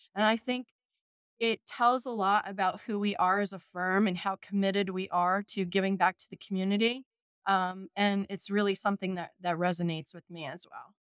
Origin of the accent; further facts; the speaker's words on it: Southern Shore, New Jersey, United States; also born or lived in Baltimore, Maryland; I grew up here in New Jersey, um, a, along the Southern Shore